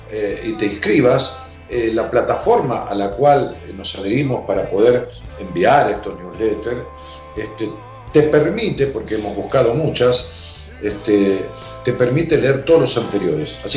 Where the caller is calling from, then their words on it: Los Polvorines, Buenos Aires Province, Argentina; de Polvorines.